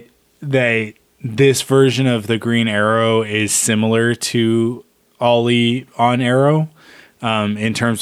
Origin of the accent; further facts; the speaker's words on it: Pacific Northwest, United States; we're from the Pacific Northwest, so I've been to Seattle many times.